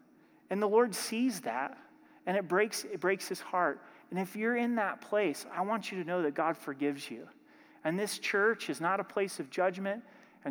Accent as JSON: {"language": "English", "region": "Oregon", "country": "United States", "said": "I'm from Oregon"}